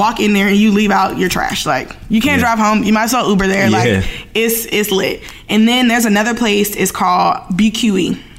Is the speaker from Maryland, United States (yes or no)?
yes; Maryland, United States; born or raised there; also born or lived in New Orleans, Louisiana / Atlanta, Georgia